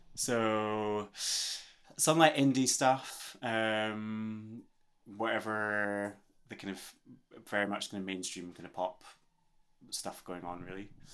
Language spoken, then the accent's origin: English; Scotland, United Kingdom; I'm very aware of being Scottish. I was aware of being Scottish when I grew up as well